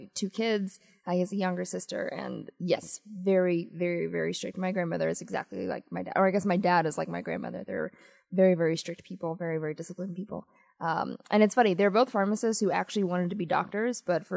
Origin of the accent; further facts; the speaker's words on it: Washington, District of Columbia, United States; also born or lived in Addis Ababa, Ethiopia / Montgomery County, Maryland; I came, so my dad came to the United States, to D.C. when I was a little more than 1 year old. And then he sent it for my mother and I when I was about 2 years and 9 months